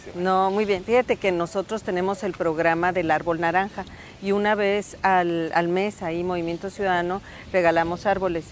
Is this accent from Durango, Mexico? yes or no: no; Sonora, Mexico; lo que somos como sonorenses